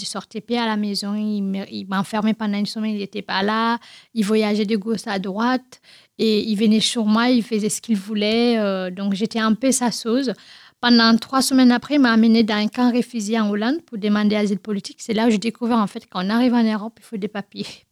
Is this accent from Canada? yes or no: no; Guinea; French is a second language; now in France; je suis née en Guinée-Conakry, y euh, dans une grande famille